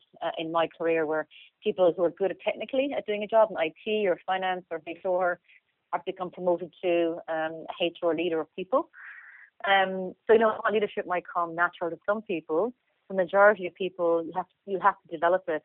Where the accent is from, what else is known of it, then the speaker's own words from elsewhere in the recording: Limerick, Munster, Ireland; moved away as an adult; also born or lived in Dublin / Australia; I'm originally from Limerick